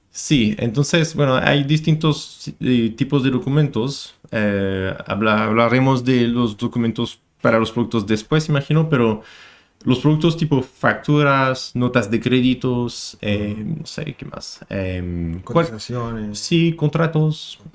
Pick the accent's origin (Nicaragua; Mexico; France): France; moved away as an adult; now in Chile; un expatriado aquí en Chile. Soy francés